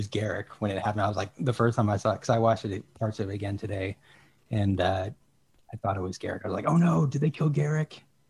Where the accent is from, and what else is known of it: Charleston, South Carolina, United States; born or raised there; moved away